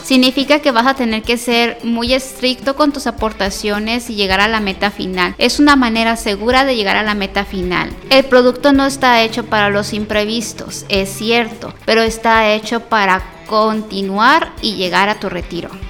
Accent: Guadalajara, Jalisco, Mexico; now in Colima, Mexico; Yo soy tapatía de corazón, pero vivo en el estado de Colima

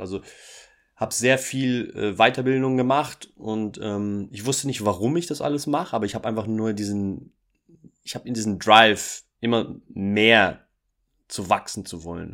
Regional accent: Portugal; also born or lived in Germany; Ich bin äh, in Portugal groß geworden, Sohn einer deutschen Mutter, brasilianischen Vater

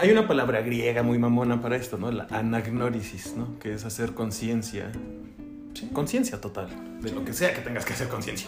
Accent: Mexico; somos vecinos como mexicanos

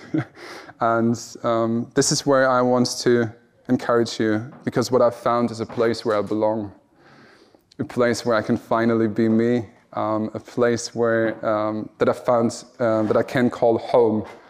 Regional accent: Germany; moved away; I'm from Germany and I'm standing in Wales

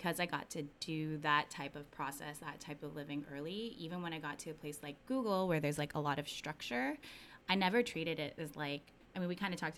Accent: Hayward, California, United States; also born or lived in Philippines; I was born in Hayward

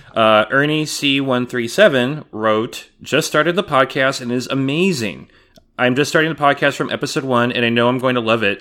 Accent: California, United States; moved away; also born or lived in San Antonio; where I grew up in California, there were no Dairy Queens

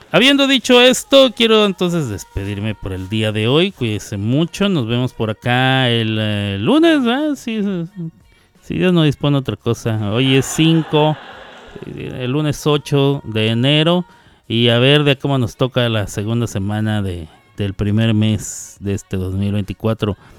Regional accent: Chihuahua, Mexico; Yo también soy de Chihuahua

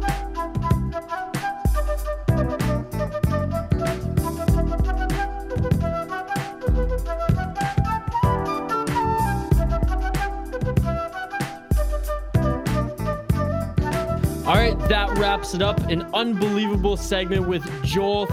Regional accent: Nanaimo, British Columbia, Canada; moved away; also born or lived in Calgary; in Nanaimo, actually, where I grew up

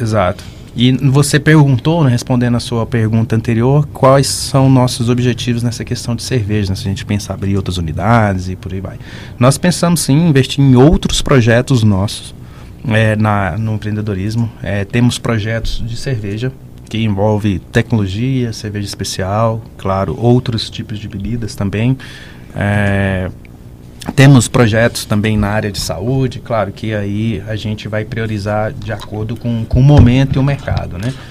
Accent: Goiás, Brazil; eu sou goiano

